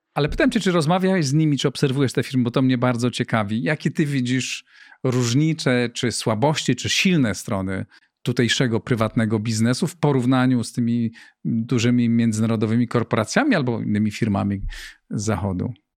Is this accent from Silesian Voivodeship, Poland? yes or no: no; Greater Poland, Poland; moved away as an adult; also born or lived in Warsaw; ja pochodzę z Wielkopolski, z małego miasteczka